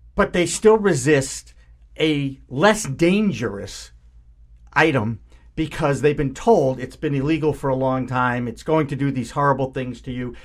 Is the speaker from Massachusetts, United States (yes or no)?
yes; Newton, Massachusetts, United States; Newton is, of course, my hometown too